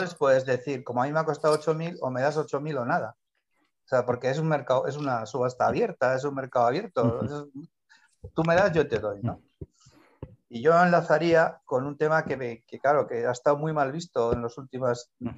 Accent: San Sebastián, Basque Country, Spain; moved away; mi pueblo sí es Donosti

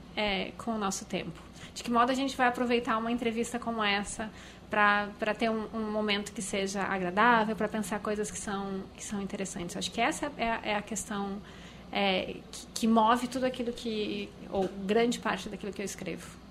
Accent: Porto Alegre, Rio Grande do Sul, Brazil; eu nasci em Porto Alegre

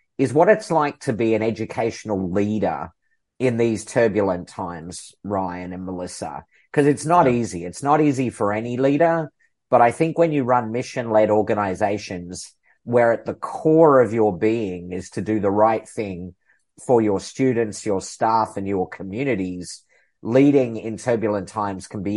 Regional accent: Melbourne, Victoria, Australia; moved away; also born or lived in Seattle / United Kingdom; after 30 years away from my hometown here in Melbourne, Australia, I got to come back

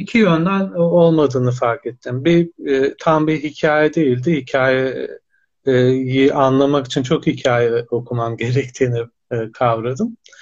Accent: Erzurum, Turkey; Erzurum doğumluyum 1982

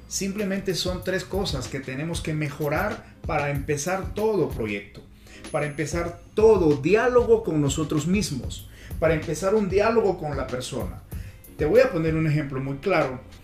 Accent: Peru; now in Colombia; Nací en Perú hace unas décadas atrás y ahora radico en Colombia desde donde me estoy comunicando contigo

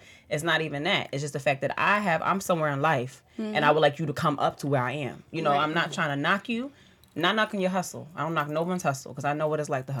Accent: New York City, New York, United States; now in New Jersey, United States; I'm from the Bronx, but I live in Jersey

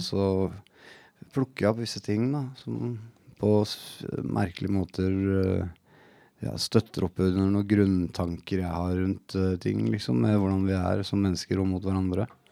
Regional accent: Oslo, Norway; på et sted rett ved siden av der jeg vokste opp

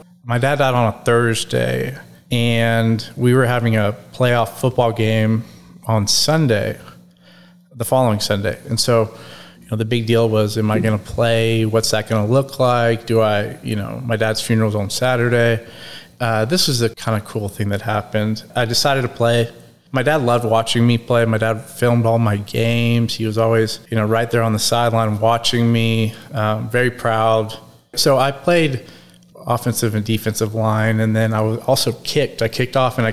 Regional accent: Dallas, Texas, United States; I was born in Dallas, Texas. I'm the youngest of 3 boys. I'm 40. I grew up kind of North Dallas area, Preston Hollow area.

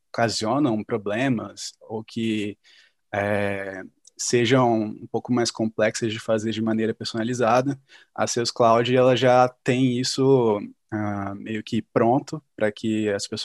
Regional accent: Espírito Santo, Brazil; now in São Paulo, Brazil; Eu sou do Espírito Santo, né? E eu estava querendo muito vir para São Paulo

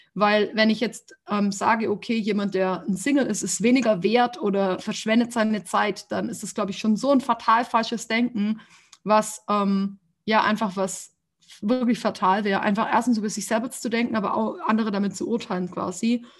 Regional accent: Ulm, Baden-Württemberg, Germany; also born or lived in Freiburg; now in Stuttgart, Germany; Ich bin geboren in Ulm

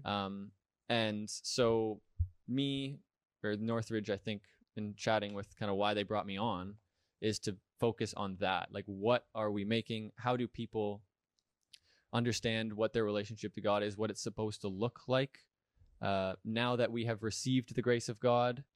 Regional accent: Richmond Hill, Ontario, Canada; also born or lived in Hamilton, Ontario; grew up attending the, the, the church in Richmond Hill

